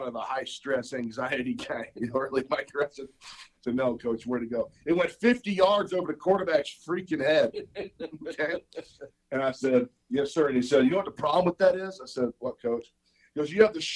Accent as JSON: {"language": "English", "town": "Birmingham", "region": "Alabama", "country": "United States", "tie": "born or raised there", "moved": "yes", "said": "I grew up in Birmingham, Alabama, which is 45 minutes from the University of Alabama"}